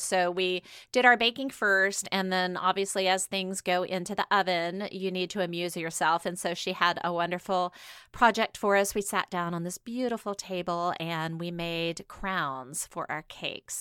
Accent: Washington, United States; I'm from Washington State

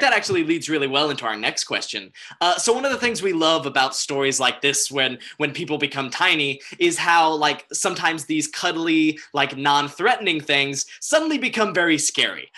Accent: North Carolina, United States; now in Los Angeles, United States; Lauren and I are both originally from North Carolina

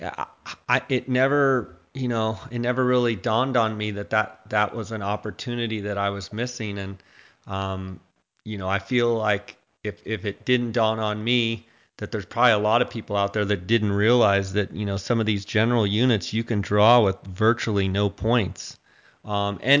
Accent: Arizona, United States; I'm from Arizona

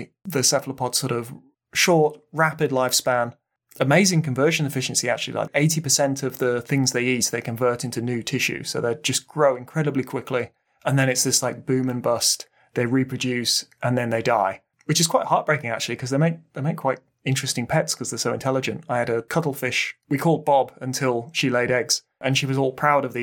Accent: Midlands, United Kingdom; We're from the Midlands

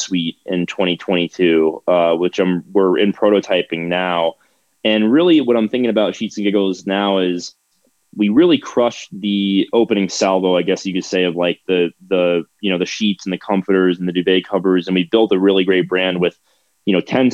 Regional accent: Florida, United States; moved away as an adult; now in Wheat Ridge, United States; I'm from Florida

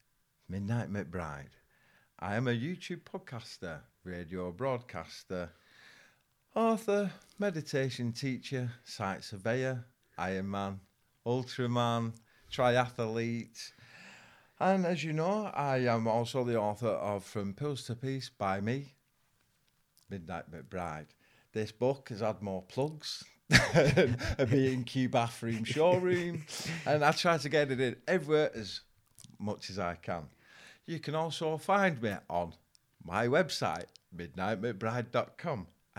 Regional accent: Bolton, North West England, United Kingdom; It's gone from growing up in Bolton

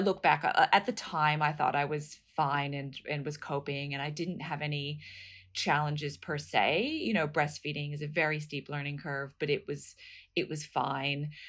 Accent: United States; moved away as an adult; also born or lived in New York; now in Australia; I'm from the States originally

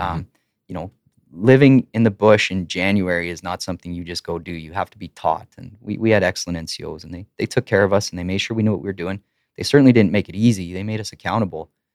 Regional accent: Lacombe, Alberta, Canada; also born or lived in Ponoka, Alberta; now in Edmonton, Canada; I grew up in Lacombe and Pinoka

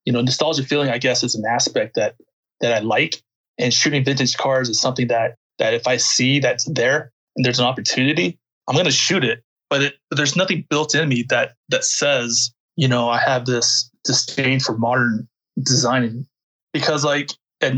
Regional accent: United States; I'm not like really your typical American either, you know. You know, I'm Korean American

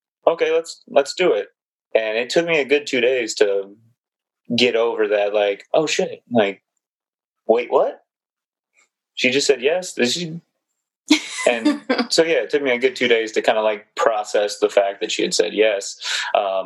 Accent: the South, United States; from the South

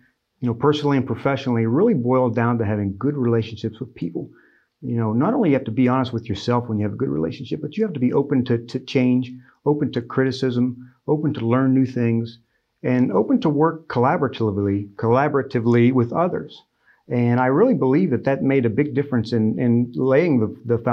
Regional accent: Ohio, United States; moved away as an adult; also born or lived in West Virginia / Miami, Florida; now in Michigan, United States; Ohio was where I was born and raised.

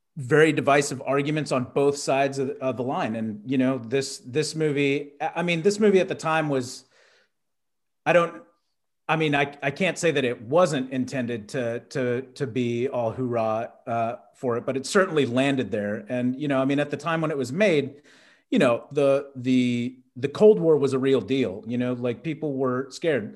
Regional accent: Texas, United States; growing up in Texas

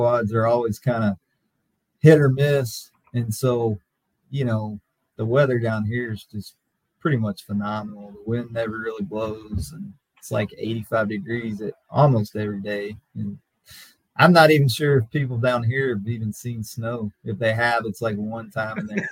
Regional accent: Lubbock, Texas, United States; I got to play for Bobby Maigle growing up in Lubbock, at Lubbock Monterey

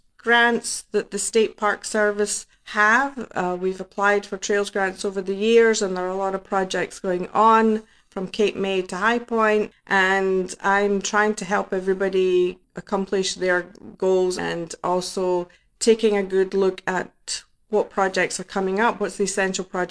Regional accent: Scotland, United Kingdom; now in New Jersey, United States; I am from Scotland

